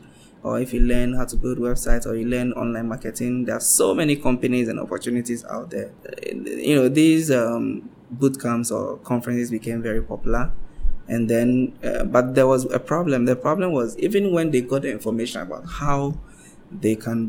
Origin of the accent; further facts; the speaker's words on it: Accra, Greater Accra, Ghana; I'm from Accra, uh-huh, in Ghana, which is the capital, and it's by the seaside.